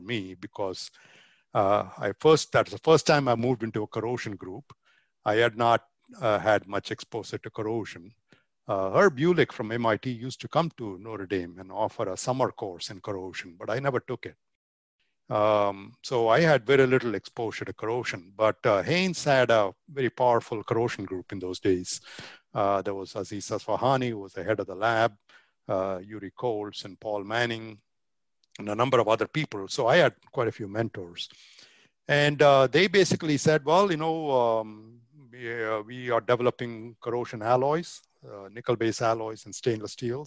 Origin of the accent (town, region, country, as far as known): Chennai, Tamil Nadu, India; born or raised there; moved away as an adult; also born or lived in Virginia, United States; now in United States